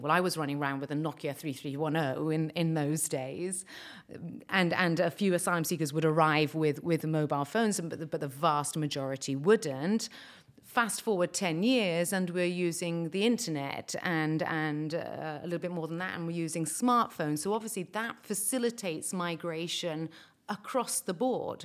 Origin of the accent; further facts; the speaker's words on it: Malta; we, as Maltese, I'm speaking as a Maltese person now